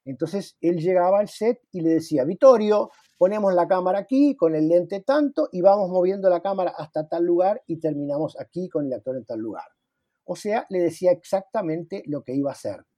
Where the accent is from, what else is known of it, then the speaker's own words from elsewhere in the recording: Uruguay; now in Brazil; como todo uruguayo que estamos en el exterior